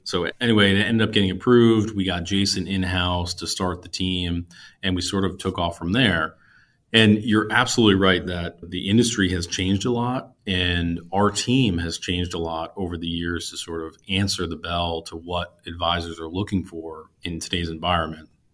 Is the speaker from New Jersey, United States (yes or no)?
yes; New Jersey, United States; moved away as an adult; also born or lived in Pennsylvania / New York City, United States; now in Wilmington, United States; I grew up in New Jersey, went to school in Pennsylvania, moved to Manhattan right out of school